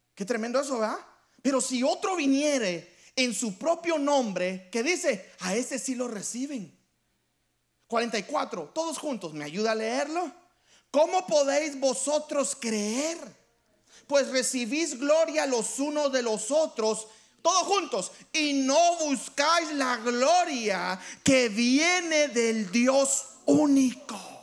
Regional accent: Guatemala; Yo soy de Guatemala y yo voy a hablar por nosotros los, los chapines, nos dicen a nosotros los guatemaltecos.

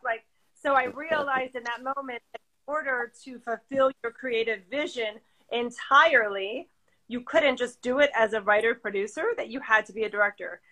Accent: Chicago, Illinois, United States; I'm from Chicago, and I was an actress

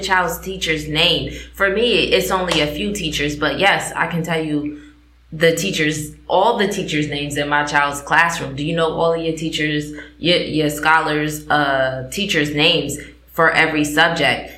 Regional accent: New Haven, Connecticut, United States; moved away; also born or lived in West Coast; I come from New Haven, Connecticut, Achievement First

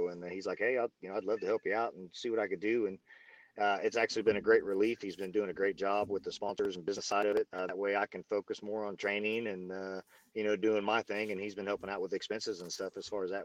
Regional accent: Missouri, United States; I'm from Missouri, the Show Me State

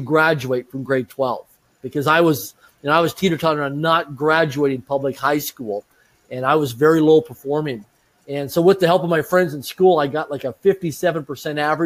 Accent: Swift Current, Saskatchewan, Canada; I grew up in Swift Current, Saskatchewan, Canada, small rural community of less than 20,000 people in population.

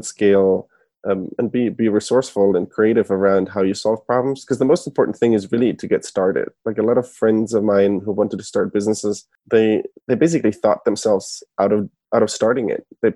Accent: Germany; moved away as an adult; now in San Francisco, United States; I was born and raised in Germany originally, and I moved to the U.S. in 2011.

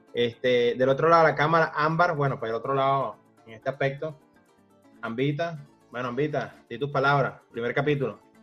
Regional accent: Venezuela; now in United States; Yo sé que somos venezolanos

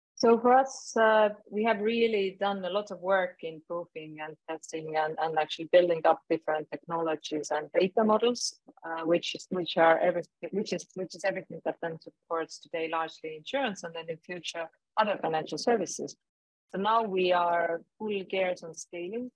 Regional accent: Estonia; I'm originating from Estonia. I'm living in Estonia

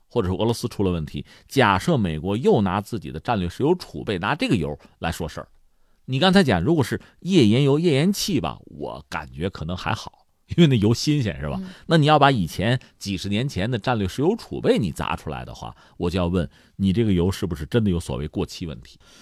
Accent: China; 作为我们中国人来讲

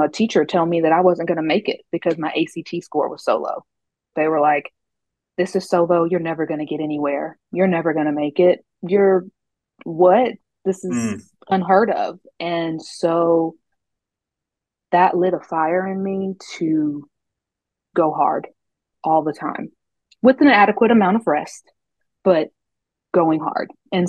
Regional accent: Murfreesboro, Tennessee, United States; I grew up in Murfreesboro, Tennessee.

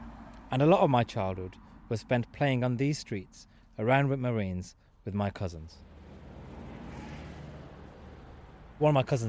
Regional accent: Wolverhampton, West Midlands, United Kingdom; moved away; today, for Open Country, I am in my hometown of Wolverhampton, which has never, frankly, been known for its beautiful landscape.

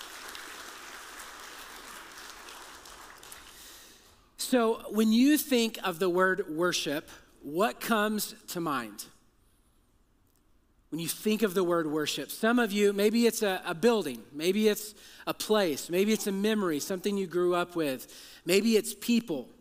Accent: Texas, United States; I'm from Texas

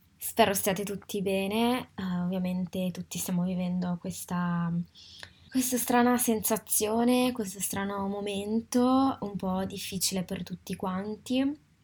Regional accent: Italy; moved away as an adult; now in Paris, France; sono nata e cresciuta in Italia ma oggi abito a Parigi

